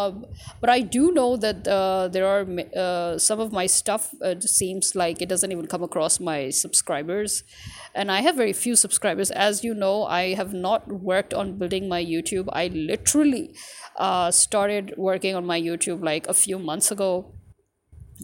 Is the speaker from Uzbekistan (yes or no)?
no; Pakistan